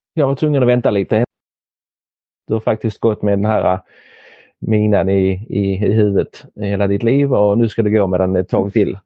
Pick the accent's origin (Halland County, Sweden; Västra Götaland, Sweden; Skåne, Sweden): Skåne, Sweden; Helsingborg; moved away as an adult; now in Denmark; Jag är född i Danmark men har växt upp i Helsingborg